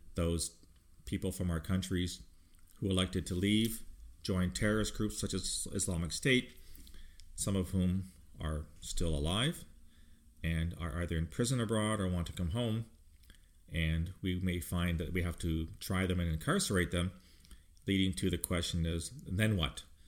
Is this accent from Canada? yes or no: yes; Canada; speaking as a Canadian